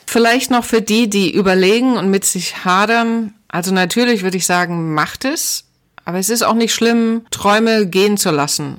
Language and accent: German; Germany; moved away; also born or lived in Atlanta, United States; ich bin ja damals auch schon aus der DDR geflüchtet